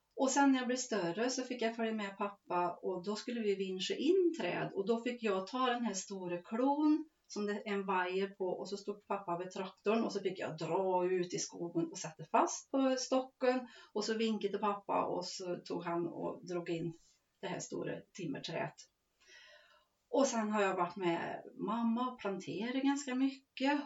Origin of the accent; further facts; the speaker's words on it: Skived, near Forshaga, Värmland, Sweden; ett lantbruk som har sitt centra här i Skived och heter Sörgården. Mm. Och där är jag uppväxt